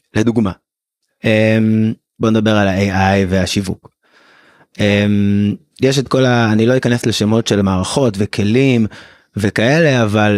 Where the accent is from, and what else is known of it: Israel